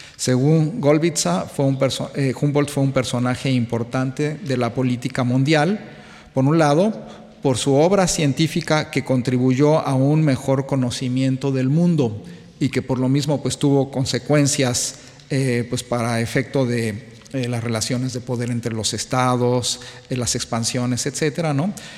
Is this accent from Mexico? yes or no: yes; Mexico; siendo mexicano